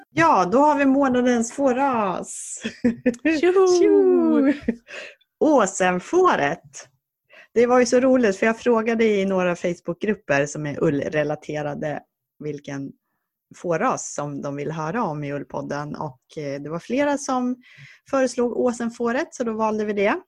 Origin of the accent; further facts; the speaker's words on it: Jämtland, Sweden; moved away; dels så kommer jag från Jämtland